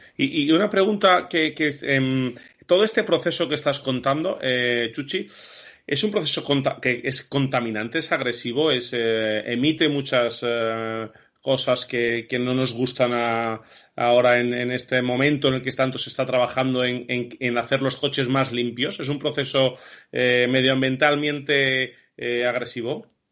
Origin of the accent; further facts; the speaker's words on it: Castile and León, Spain; Nosotros los tres, que somos castellanos